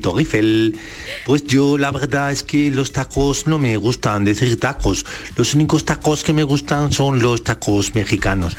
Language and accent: Spanish; Paris, Île-de-France, France; Un día de otoño yo nací en París